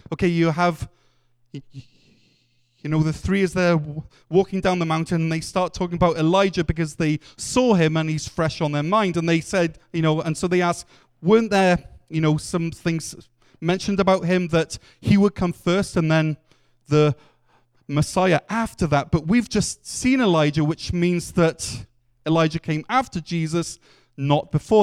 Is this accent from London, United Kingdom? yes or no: no; Wales, United Kingdom; as a Welshman